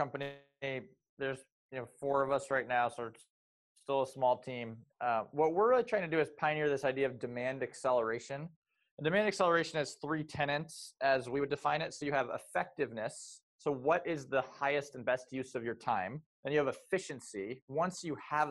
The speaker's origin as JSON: {"language": "English", "town": "New Haven", "region": "Connecticut", "country": "United States", "tie": "born or raised there", "said": "I was born and raised in the New Haven County, Connecticut area"}